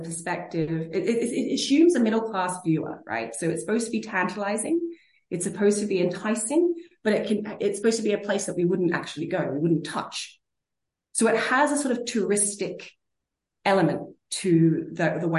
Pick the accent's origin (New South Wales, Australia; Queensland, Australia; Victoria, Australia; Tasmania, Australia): New South Wales, Australia; Sydney; moved away as an adult; also born or lived in Berlin, Germany; now in Oslo, Norway; I'm from Sydney